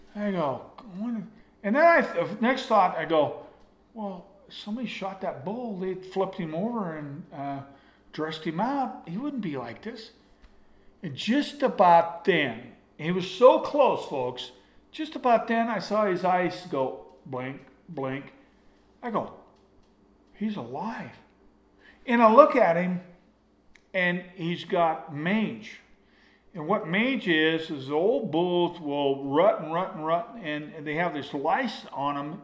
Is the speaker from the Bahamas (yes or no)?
no; Jackson, Wyoming, United States; I grew up in Jackson Hole, okay, as a kid. Not some high rolling hunter that had a guide, but a kid that moved to Jackson Hole when he was 12 years old